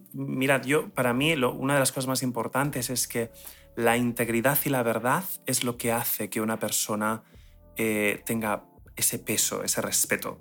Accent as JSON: {"language": "Spanish", "country": "Spain", "said": "yo soy español"}